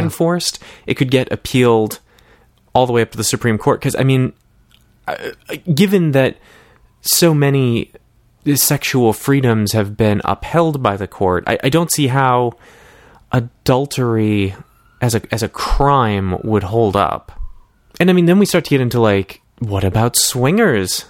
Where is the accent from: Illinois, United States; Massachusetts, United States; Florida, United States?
Massachusetts, United States; I grew up in Massachusetts